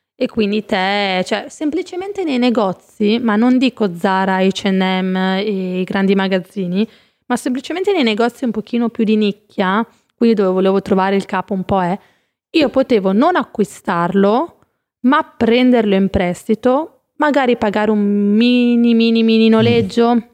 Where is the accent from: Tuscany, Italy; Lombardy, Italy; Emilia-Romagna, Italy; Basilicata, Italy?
Emilia-Romagna, Italy; Savignano sul Rubicone; moved away as an adult; now in Milan, Italy; a Rimini, Savignano, il mio paesino di origine